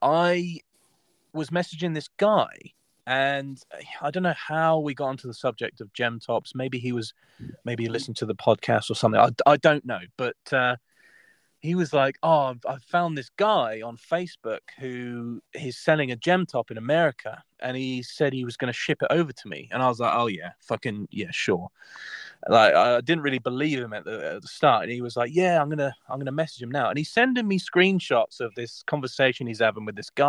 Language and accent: English; Southampton, South East England, United Kingdom; my hometown is Southampton